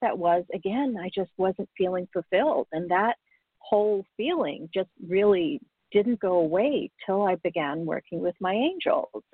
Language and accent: English; Canada; also born or lived in Africa; I was born in Africa. My family immigrated to Canada when I was quite young